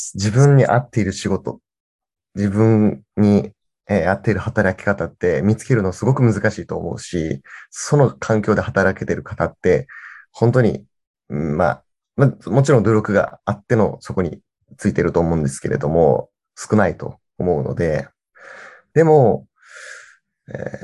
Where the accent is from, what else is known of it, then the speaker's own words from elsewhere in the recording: Kirishima, Kagoshima, Japan; moved away as an adult; 僕がこっち、あの、地元に帰ってきて